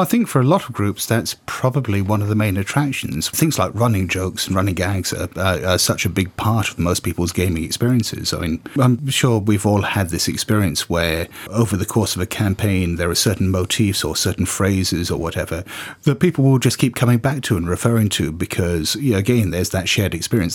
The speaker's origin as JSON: {"language": "English", "country": "United Kingdom", "said": "I'm just being very British"}